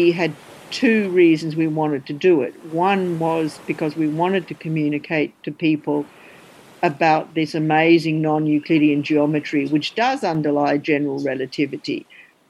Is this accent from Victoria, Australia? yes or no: no; Brisbane, Queensland, Australia; I grew up in Brisbane